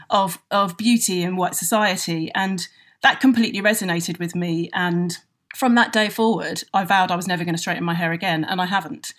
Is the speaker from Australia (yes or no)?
no; London, United Kingdom; I'm a Londoner